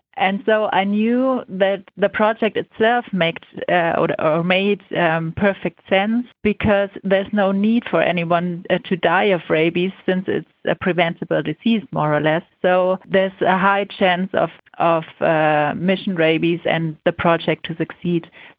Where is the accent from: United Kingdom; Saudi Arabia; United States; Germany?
Germany; I come from Germany